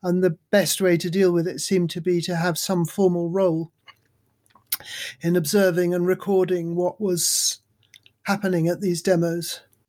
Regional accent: Darjeeling, West Bengal, India; born there; I was born in Darjeeling in India, my parents having met in Calcutta, where they were both in the British Army for the Burma campaign.

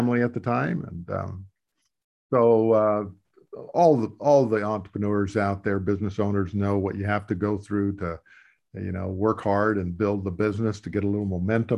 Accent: a little town in South Dakota, United States; I come from the Midwest, a little town in South Dakota. When I grew up, it was about 3,000 to maybe 3,500 people.

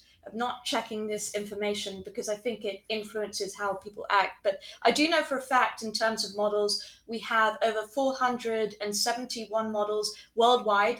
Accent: Chobham, South East England, United Kingdom; moved away as an adult; also born or lived in Guildford / Colorado; now in United States; I grew up in Chobham, but I was born in Guildford. So all still Surrey.

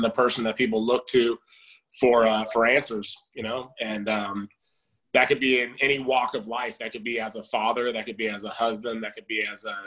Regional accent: Southern California, United States; I was born in California, Southern California, and spent most of my life here.

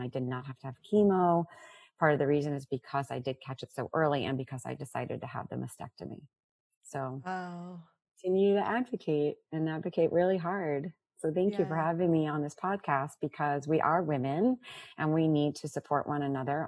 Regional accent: South Florida, United States; also born or lived in Brooklyn, New York; now in New Jersey, United States; I am uh, living in New Jersey now, but I grew up in Florida, born in Brooklyn

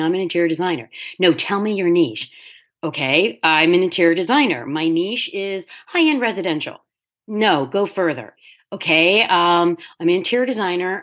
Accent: Delaware, United States; also born or lived in New York City; at twenty-nine, I found myself back in my home state

